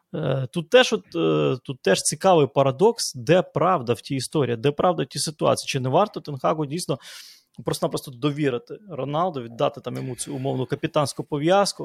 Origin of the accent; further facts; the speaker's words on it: Lviv, Lviv Oblast, Ukraine; як у нас у Львові говорять